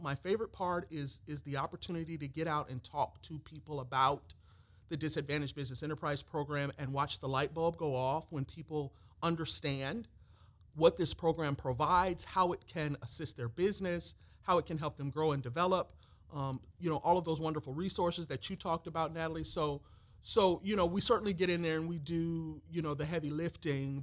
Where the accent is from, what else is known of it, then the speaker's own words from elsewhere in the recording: Peoria, Illinois, United States; moved away as an adult; now in Georgia, United States; came to Georgia from my hometown of Peoria, Illinois